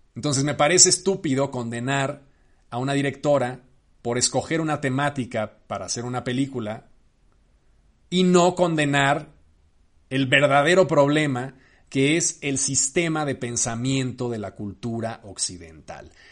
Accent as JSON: {"language": "Spanish", "country": "Mexico", "said": "yo como cineasta mexicano"}